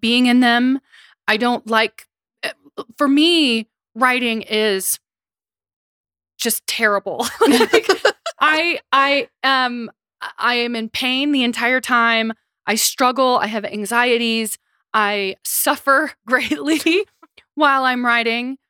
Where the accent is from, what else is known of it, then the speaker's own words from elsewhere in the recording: Seneca-Cayuga Nation, Oklahoma, United States; now in New York, United States; I am from the Seneca-Cuga Nation in Oklahoma